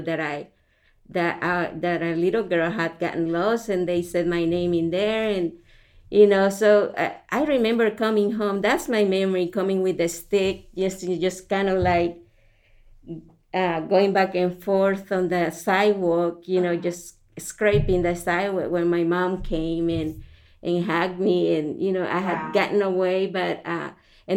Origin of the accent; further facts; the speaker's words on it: El Salvador; moved away; I grew up in El Salvador, Central America